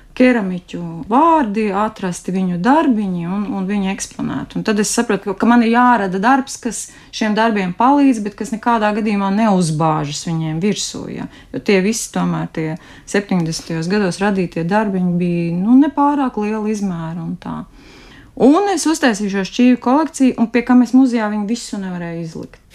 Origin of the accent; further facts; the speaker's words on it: Bauska Municipality, Latvia; Un es arī esmu dzimusi un augusi Bauskas novadā